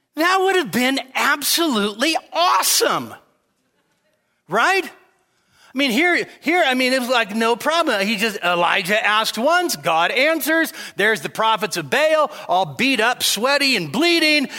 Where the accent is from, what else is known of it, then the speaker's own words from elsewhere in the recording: Sacramento, California, United States; moved away as an adult; also born or lived in Marysville, California; now in Nevada, United States; born in Marysville, raised in Sacramento